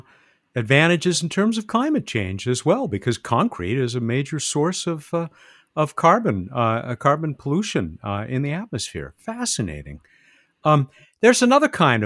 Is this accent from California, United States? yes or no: yes; San Diego, California, United States; my hometown, San Diego, the port of San Diego